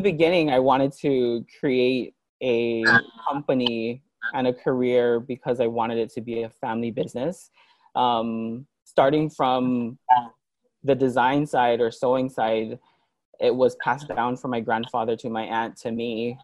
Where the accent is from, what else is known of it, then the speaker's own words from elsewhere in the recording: Hawaii, United States; also born or lived in New York; I lived in Hawaii um, all my life, um, and then I moved to New York in 2004, in 2000 to 2007